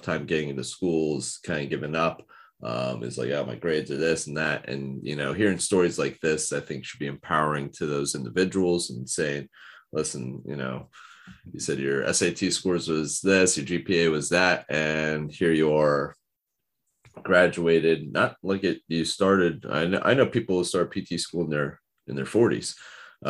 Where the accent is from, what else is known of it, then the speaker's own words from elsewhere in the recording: New Jersey, United States; I know all the places around my hometown